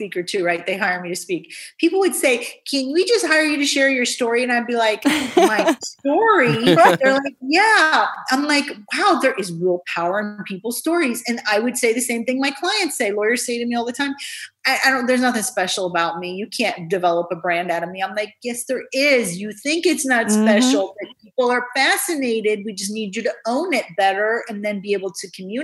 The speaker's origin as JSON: {"language": "English", "region": "Indiana", "country": "United States", "tie": "born or raised there", "also_born_or_lived": "Iran", "said": "I grew up in Indiana, and I had a fantastic Midwestern upbringing"}